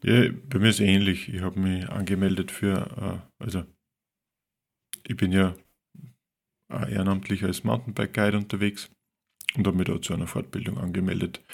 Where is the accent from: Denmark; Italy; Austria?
Austria; Linz, Upper Austria; über Linz, über meine Stadt, meine Heimatstadt.